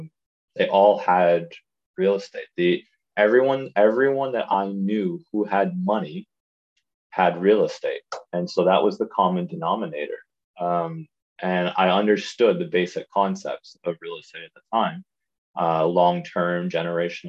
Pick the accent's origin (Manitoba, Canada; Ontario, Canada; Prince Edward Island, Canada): Prince Edward Island, Canada; moved away as an adult; also born or lived in Ottawa, Canada; now in Turks and Caicos; I grew up in Prince Edward Island, small island on the East Coast